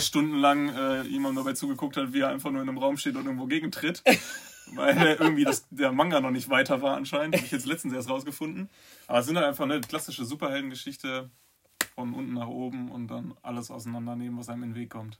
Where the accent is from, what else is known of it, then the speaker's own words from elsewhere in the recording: Bochum, North Rhine-Westphalia, Germany; moved away; ich komme halt aus, aus dem Pott